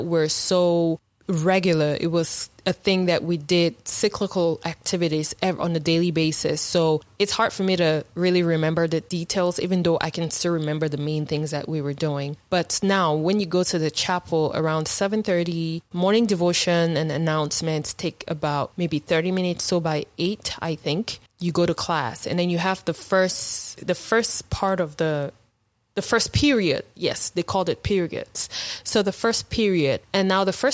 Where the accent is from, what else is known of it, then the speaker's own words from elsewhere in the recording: Cameroon; now in United States; life in boarding school back home in Cameroon.